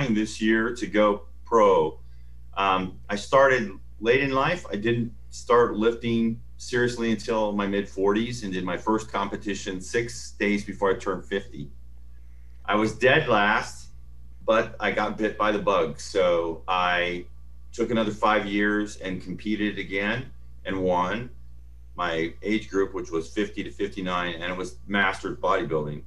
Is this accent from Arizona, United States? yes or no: yes; Phoenix, Arizona, United States; moved away; I grew up in Phoenix, Arizona